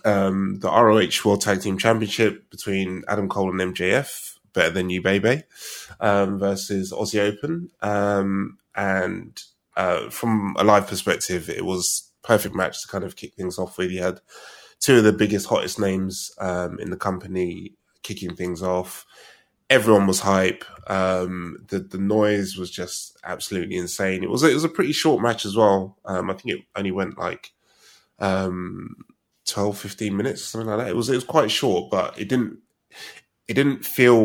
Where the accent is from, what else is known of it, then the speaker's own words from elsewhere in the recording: United Kingdom; We're British